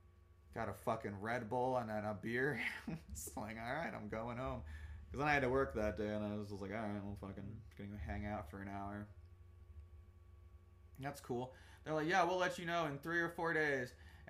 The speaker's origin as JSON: {"language": "English", "country": "Germany", "tie": "born there", "said": "I also was born in Germany, actually. He's like, what? I'm like, yeah, I was also from there. I went and lived around"}